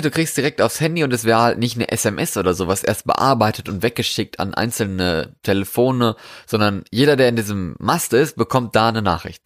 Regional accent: Germany; hier bei uns in Deutschland

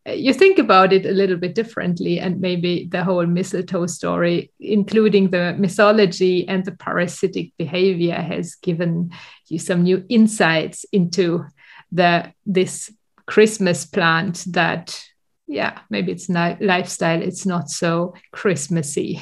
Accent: Germany; moved away as an adult; now in Sweden; go back to my hometown and have to drive there the last kilometers if I have been flying into Düsseldorf

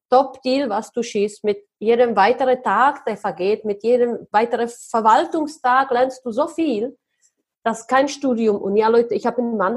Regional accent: Czechia; German is a second language; So, aber ich komme tatsächlich aus Tschechien. Ich komme aus einer mega, mega armen Familie.

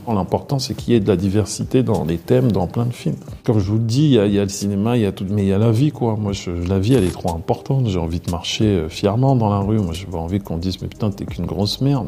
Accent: Maisons-Alfort, Île-de-France, France; also born or lived in Cameroon (parents' origin); Je viens de Maison Alfort.

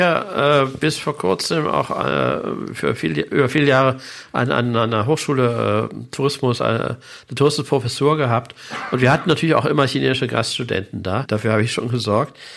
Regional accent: Germany; als Deutscher

